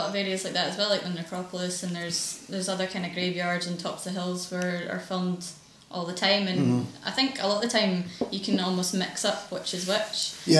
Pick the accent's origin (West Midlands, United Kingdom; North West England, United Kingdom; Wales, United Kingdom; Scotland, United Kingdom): Scotland, United Kingdom; Glasgow; because I grew up in the East End